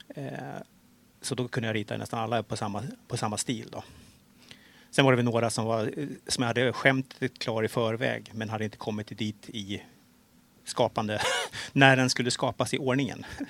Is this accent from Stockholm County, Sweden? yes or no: yes; Stockholm, Stockholm County, Sweden; jag är ju stockholmare